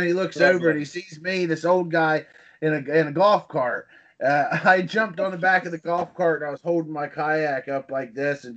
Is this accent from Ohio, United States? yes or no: yes; Scott County, Ohio, United States; I grew up in Southwater, which is in Scott County